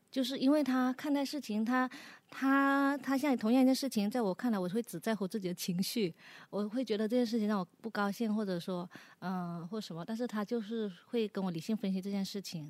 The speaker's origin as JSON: {"language": "Chinese", "region": "Guangdong", "country": "China", "said": "因为我上了年纪吧，我或者说我们是广东的女孩子，潮汕女孩子"}